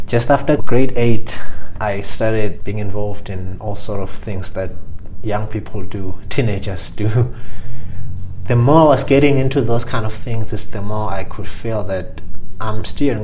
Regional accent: Lavumisa, Shiselweni, Eswatini; I grew up in Swaziland. I've lived in Swaziland pretty much my whole life. So I grew up in a little town called Lavamisa in the southern part of Swaziland

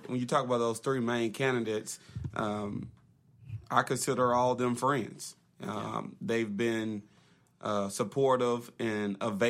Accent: Little Rock, Arkansas, United States; I grew up in Southwest

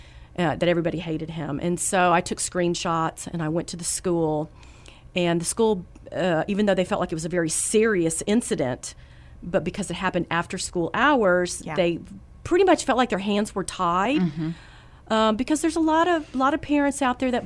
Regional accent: San Antonio, Texas, United States; I'm from San Antonio, and my husband, Matt, we've been married for 30 years.

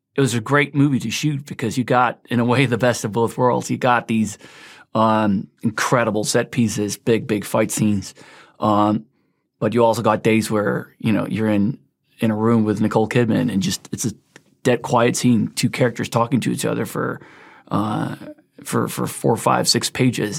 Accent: Sweden; moved away; also born or lived in United States; I've basically lived half my life in the States, half my life in Sweden, grew up in Sweden

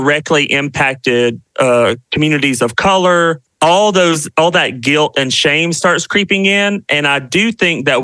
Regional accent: South Carolina, United States; now in Washington, DC, United States; I am a Southerner. I'm from the South. I'm from South Carolina, and currently live in DC with my husband

